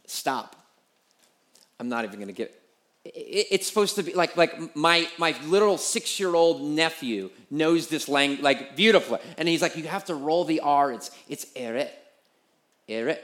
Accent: United States; as American

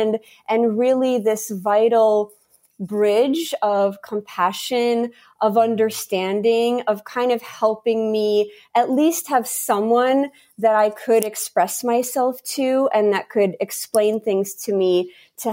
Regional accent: United States; also born or lived in St. Petersburg, Russia / Riga, Latvia; I grew up in Latvia until the age of 7, almost 8 years old, when I came to America with my parents

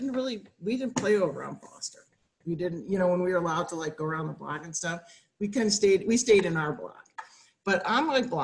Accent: Evanston, Illinois, United States; I grew up on Garnett. Over by Chicken Shack, right there.

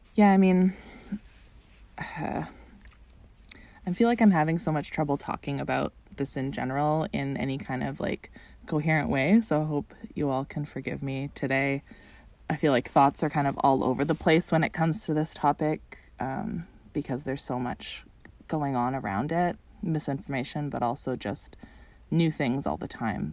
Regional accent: Canada; being a Canadian watching this from across the border

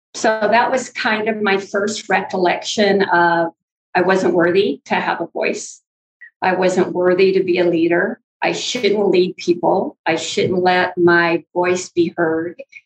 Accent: north of Ukiah, California, United States; moved away as an adult; we're up north of Ukiah, and that's where I was raised and went to school

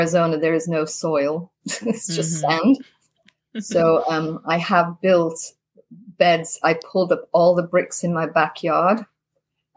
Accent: Leeds, Yorkshire and the Humber, United Kingdom; moved away as an adult; also born or lived in Idaho; now in United States; I'm from Yorkshire, England, post-war baby. Born in Leeds

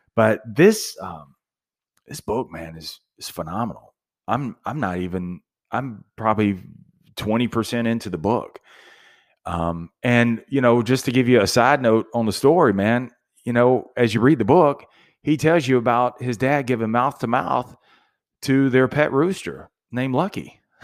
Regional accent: Ruston, Louisiana, United States; I'm from Ruston, Louisiana, so it was a very small town, college town, Louisiana Tech

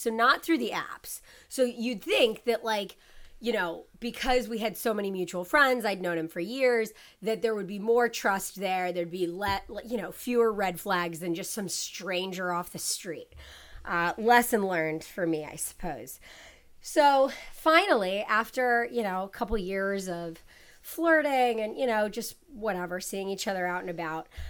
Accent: Ohio, United States; I'm from Ohio

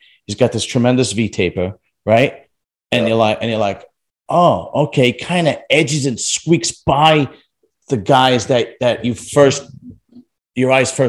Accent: New York City, New York, United States; moved away as an adult; now in New Jersey, United States; Me and Akeem, we're both from Brooklyn originally.

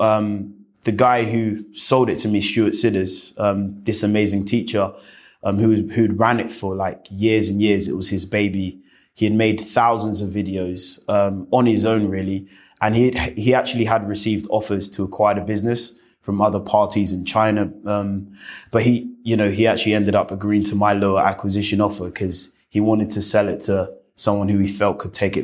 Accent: London, United Kingdom; I was born and bred in West London

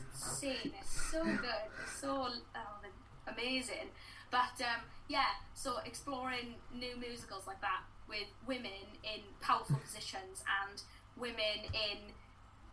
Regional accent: Welsh, Wales, United Kingdom; I am Welsh.

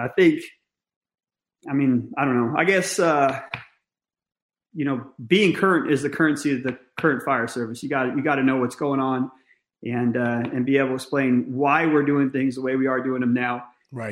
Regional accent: Northern California, United States; I grew up in Northern California

